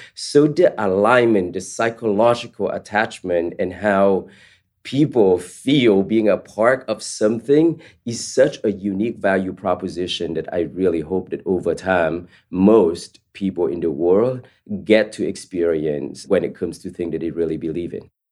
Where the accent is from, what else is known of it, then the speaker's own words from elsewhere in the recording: East Palo Alto, California, United States; also born or lived in Vietnam; my family and I immigrated from Vietnam to the Bay Area, specifically East Palo Alto.